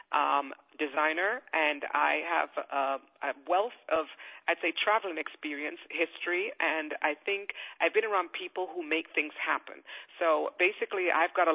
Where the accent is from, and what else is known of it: England, United Kingdom; born or raised there; also born or lived in Kingston, Jamaica